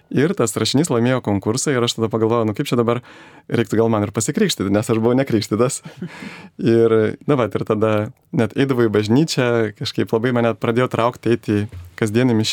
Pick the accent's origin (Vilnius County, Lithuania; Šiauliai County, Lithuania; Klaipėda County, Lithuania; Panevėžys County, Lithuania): Vilnius County, Lithuania; Vilnius; prieš 41 metus gimiau Vilniuje, mano mama yra kilusi Žemaitijos, Žemaitė. E, mano tėvas yra azerbaidžianietis.